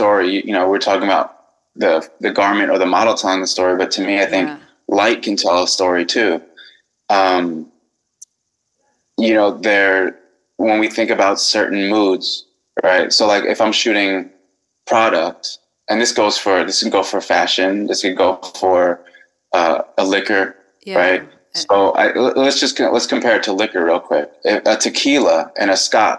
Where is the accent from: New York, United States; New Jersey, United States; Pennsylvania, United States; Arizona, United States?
New York, United States; New York City; I'm from Queens, New York